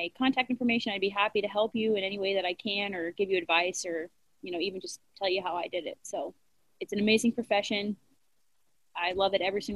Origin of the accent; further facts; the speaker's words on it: Florida, United States; now in Atlanta, United States; I'm from Florida